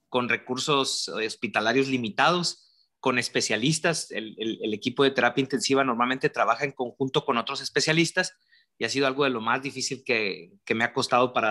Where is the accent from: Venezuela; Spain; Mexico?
Mexico; San Luis Potosí; also born or lived in Monterrey; yo soy potosino, nacido en San Luis Potosí, pero me considero regiomontano por todo el, por todo el lado del país he andado. Mi familia es de Tampico, estudié en Monterrey